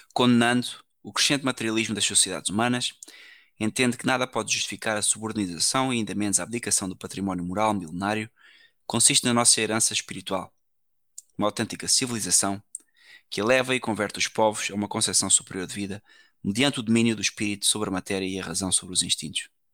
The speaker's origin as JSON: {"language": "Portuguese", "country": "Portugal", "said": "eu sou português"}